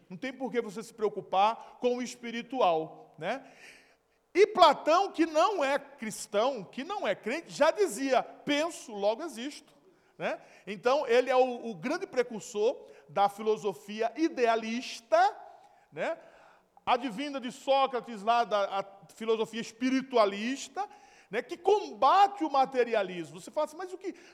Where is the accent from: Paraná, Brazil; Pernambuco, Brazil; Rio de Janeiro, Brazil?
Pernambuco, Brazil; Recife or Olinda, Northeast; moved away; onde eu nasci e me criei. Ali, ó, tá vendo aquelas, aquelas parafitas ali, ó, na maré. É bem provável que ali seja foto de, é, de Brasília Teimosa, ali de, de Recife ou de Olinda